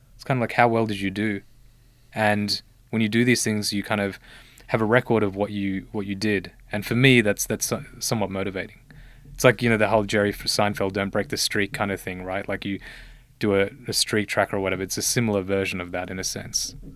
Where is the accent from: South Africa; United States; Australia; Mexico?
Australia; also born or lived in Sri Lanka; I was born in Sri Lanka, uh, but I came to Australia when I was one year old.